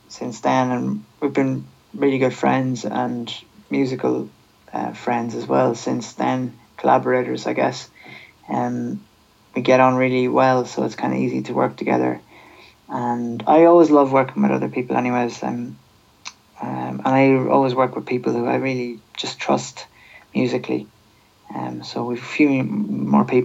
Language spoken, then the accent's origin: English; Sligo, Connacht, Ireland; I'm from Sligo